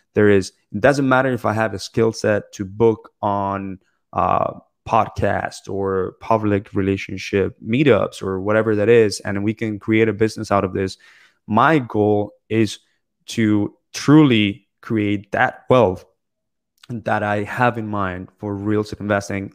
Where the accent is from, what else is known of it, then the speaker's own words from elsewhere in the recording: Bogota, Colombia; also born or lived in Toronto, Canada / Ottawa, Canada / Michigan, United States; now in South Florida, United States; I was born in Bogota, Colombia. I currently live in South Florida